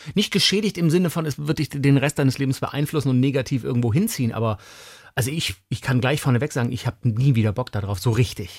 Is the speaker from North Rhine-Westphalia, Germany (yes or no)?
no; around Stuttgart-Tübingen, Baden-Württemberg, Germany; moved away; das ist ja meine Heimat so rund um Stuttgart-Tübingen